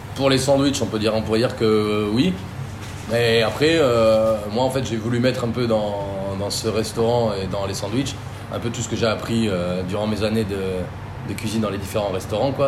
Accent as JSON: {"language": "French", "country": "Croatia", "also_born_or_lived": "Basque Country, France", "moved": "yes", "lives_now": "France", "said": "chez moi en Croatie"}